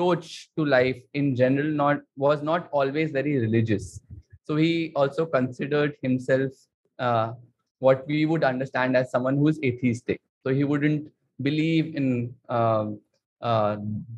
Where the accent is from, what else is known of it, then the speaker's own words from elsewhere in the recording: Delhi, India; moved away as an adult; also born or lived in Pune; now in Mumbai, India; I've been born and brought up in Delhi